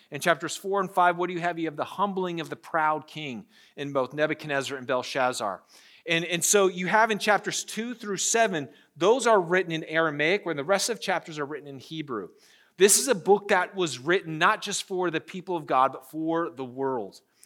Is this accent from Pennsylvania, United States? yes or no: yes; Pennsylvania, United States; moved away as an adult; now in Charlotte, United States; I'm from Pennsylvania. Uh, I was a Yankee.